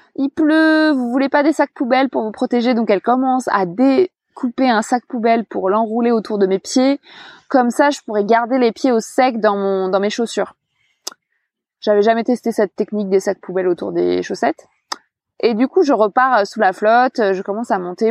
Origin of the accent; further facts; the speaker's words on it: France; also born or lived in Cherbourg; blanche, française, mince